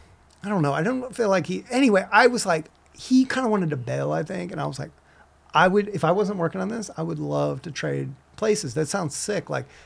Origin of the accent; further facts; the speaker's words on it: St. Louis, Missouri, United States; moved away; also born or lived in San Francisco; I'm from St. Louis, Missouri originally, and the Mississippi River's there.